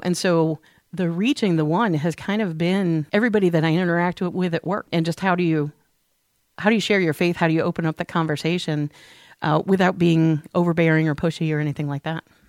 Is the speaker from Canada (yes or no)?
no; St. Louis, Missouri, United States; moved away; I grew up in Saint Louis